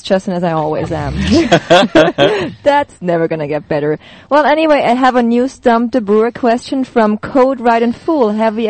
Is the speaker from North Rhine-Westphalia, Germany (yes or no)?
no; Munich, Bavaria, Germany; me, as a Bavarian, born and raised in Munich